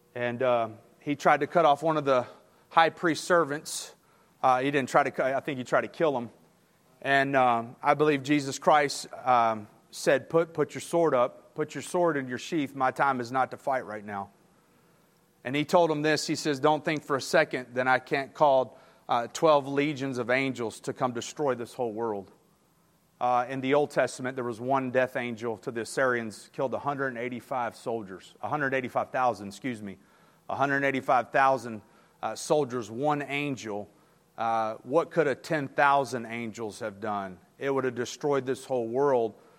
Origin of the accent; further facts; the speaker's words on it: Texas City, Texas, United States; I'm from Texas City, Texas, right next to Galveston